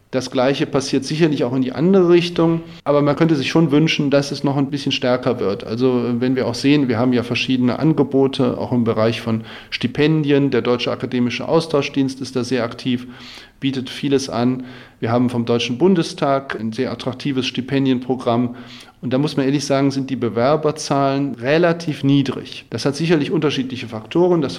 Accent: Slovakia; now in Germany; Ich bin in der Slowakei aufgewachsen und habe in Popka die deutschsprachige Abteilung des Gymnasiums besucht.

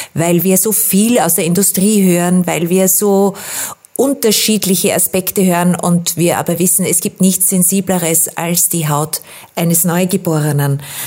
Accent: Austria; bei uns in Österreich

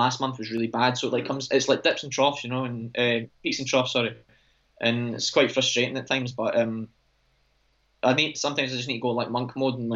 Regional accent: Scotland, United Kingdom; I'm Scottish

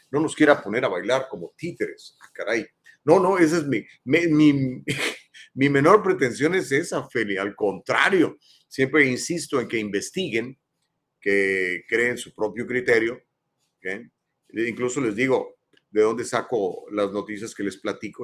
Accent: Mexico; now in Southern California, United States; soy mexicano y soy ciudadano americano.

